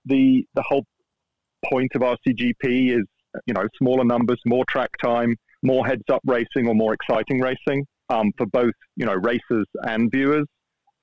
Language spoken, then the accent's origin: English; England, United Kingdom; first language English; Me being English and an English speaker.